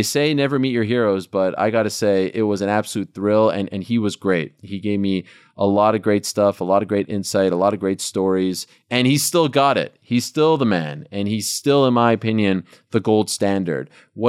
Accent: Montreal, Quebec, Canada; I was one of the few left because I'm from Montreal, I was a huge baseball fan.

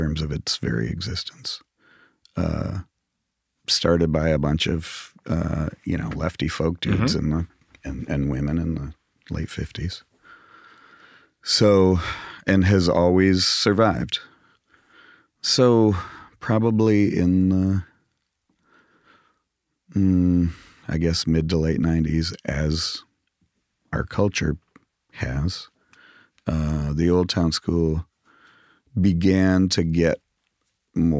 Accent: Grand Rapids, Michigan, United States; moved away; Grew up in Grand Rapids, Michigan

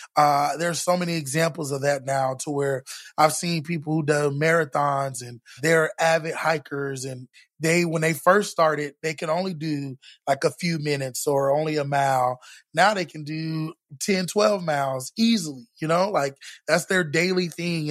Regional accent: Orlando, Florida, United States; now in Texas, United States; I grew up in Florida

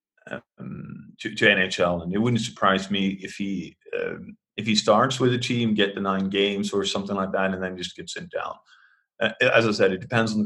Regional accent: Sweden; I'm from Sweden. I grew up in the 80s

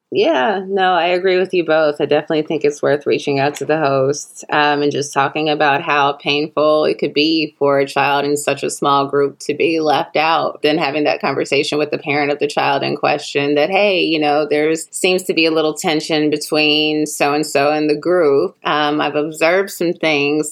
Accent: Chicago, Illinois, United States; now in Los Angeles, United States; I'm from Chicago, where we have Garrett's popcorn

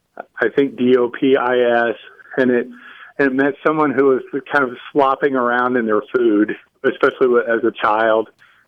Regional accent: Indiana, United States; the area of Indiana I'm from is very high in German Catholic.

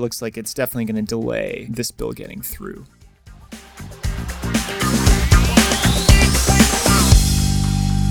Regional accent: Wisconsin, United States; moved away as an adult; also born or lived in New York; now in Los Angeles, United States; I'm originally from the Midwest, from Wisconsin

